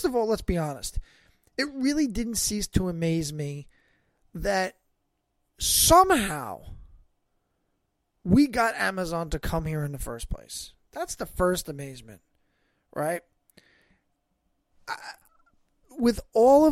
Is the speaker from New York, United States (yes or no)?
yes; New York, United States; also born or lived in Staten Island; somebody who's born and raised in New York. I live here